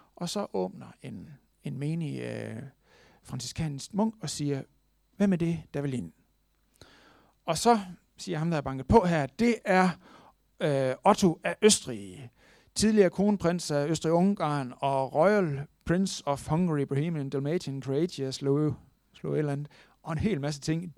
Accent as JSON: {"language": "Danish", "country": "Denmark", "said": "vi er født i Danmark"}